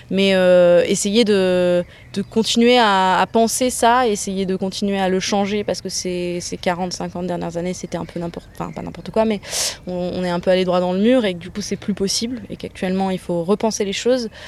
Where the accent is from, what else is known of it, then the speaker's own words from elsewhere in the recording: Auvergne-Rhône-Alpes, France; born there; Je suis née en Ardèche hein, dans les années 80. 90, 93.